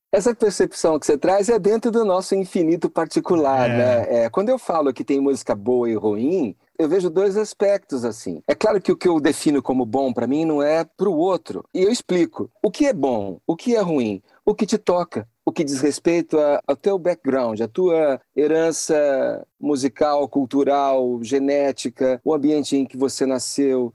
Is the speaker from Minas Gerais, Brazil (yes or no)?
no; Campinas, São Paulo, Brazil; Campinas, que é a minha cidade, é onde a gente é, tinha a banda, onde eu nasci, onde eu formei essa banda com os amigos